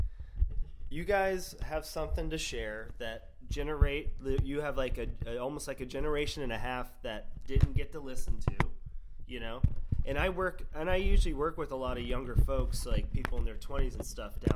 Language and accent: English; Sarasota, Florida, United States; also born or lived in New Hampshire; now in Gainesville, United States; I grew up in Sarasota, Florida, in the bonehead days